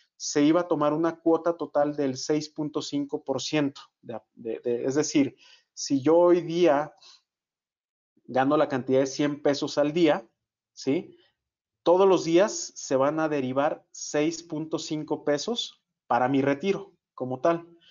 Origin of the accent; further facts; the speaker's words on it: Guadalajara, Jalisco, Mexico; Yo que soy de Guadalajara